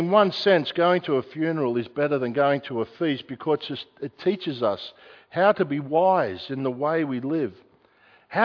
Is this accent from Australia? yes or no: yes; Australia; I'm an Australian citizen